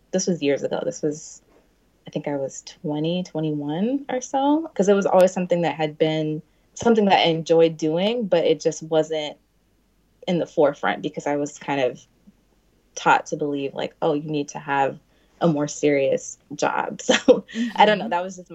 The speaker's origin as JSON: {"language": "English", "town": "Seattle", "region": "Washington", "country": "United States", "tie": "born or raised there", "moved": "yes", "lives_now": "Brooklyn, United States", "said": "I grew up in the Seattle area"}